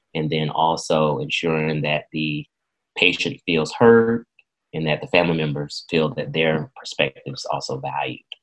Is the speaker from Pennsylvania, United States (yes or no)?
no; Irwin County, Southwest Georgia, United States; I was born and raised in Irwin County